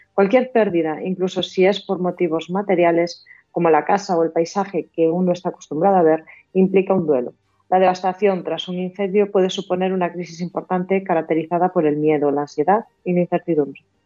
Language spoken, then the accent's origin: Spanish; Galicia, Spain; Como gallega